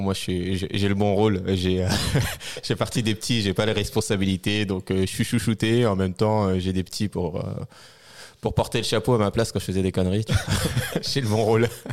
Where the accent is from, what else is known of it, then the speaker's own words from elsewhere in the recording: Tournan-en-Brie, Île-de-France, France; Alors, je viens, euh, de Seine-et-Marne. Là où j'ai grandi. Donc, j'ai grandi, euh, dans une petite ville qui s'appelle, euh, Tournon-en-Brie.